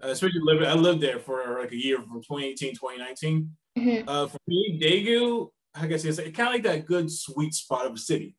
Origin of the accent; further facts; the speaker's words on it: South Carolina, United States; moved away as an adult; now in South Korea; I'm from South Carolina